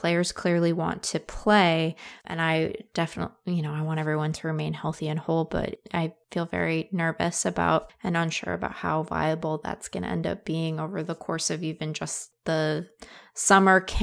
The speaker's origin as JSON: {"language": "English", "area": "the Northwest", "region": "Pacific Northwest", "country": "United States", "said": "I'm from the Northwest"}